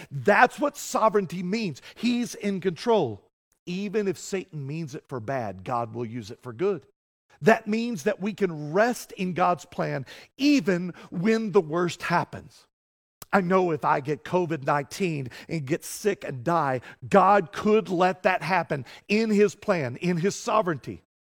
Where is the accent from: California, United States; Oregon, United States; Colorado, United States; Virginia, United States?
Colorado, United States; I'm a Coloradoan.